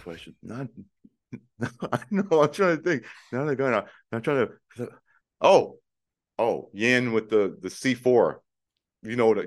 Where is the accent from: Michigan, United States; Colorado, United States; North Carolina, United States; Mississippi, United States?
Michigan, United States; Detroit; I'm biracial and from Detroit